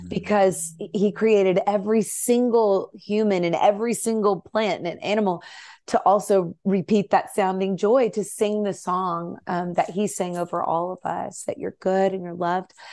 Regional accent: Nashville, Tennessee, United States; I grew up in Nashville

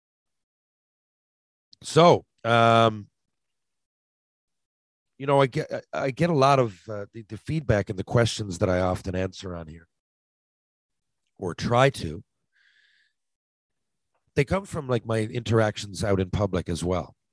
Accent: St. John's, Newfoundland and Labrador, Canada; I'm from is 250,000 people, you know. It's not, St. John's doesn't fit the stereotype

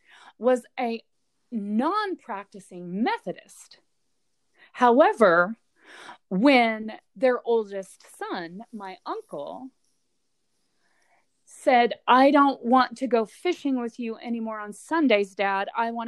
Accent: the South, United States; I think from what I've observed growing up in the South

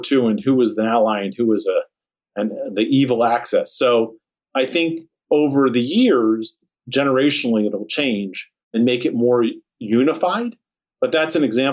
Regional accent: Bridgeton, New Jersey, United States; moved away; also born or lived in St. Louis, Missouri; I grew up in Bridgeton, New Jersey

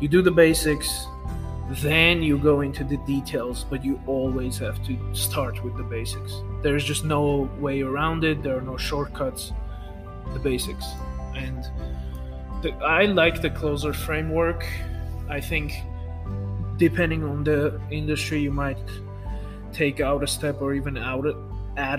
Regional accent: Armenia; first language Armenian; English is a second language; I'm from Armenia, for those of you who don't know. We have, you know, first language is Armenian, second is Russian, third is English

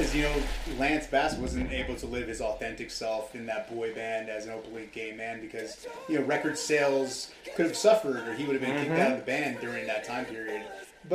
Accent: Los Angeles, California, United States; West Hollywood's

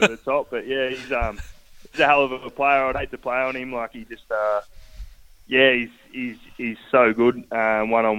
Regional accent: Phillip Island, Victoria, Australia; also born or lived in Inverloch, Victoria; I moved to Phillip Island from Inverloch when I was about 11, I reckon.

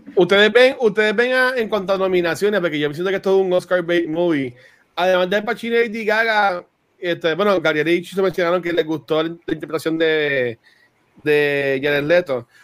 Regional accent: Puerto Rico; accent: Puerto Rican; como hablamos puertorriqueño

